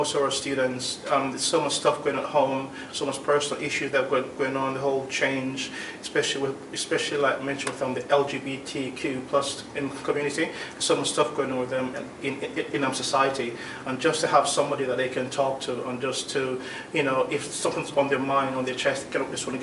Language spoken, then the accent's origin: English; London, United Kingdom; moved away as an adult; now in Basingstoke, United Kingdom; Well, I'm also from London, really. I used to live in London before I moved to Basingstoke